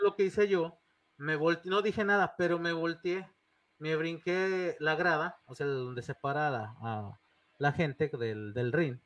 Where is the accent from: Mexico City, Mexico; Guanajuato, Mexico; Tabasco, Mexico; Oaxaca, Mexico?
Guanajuato, Mexico; León; also born or lived in Monterrey, Nuevo León; soy de León, pero nacido en Monterrey, Nuevo León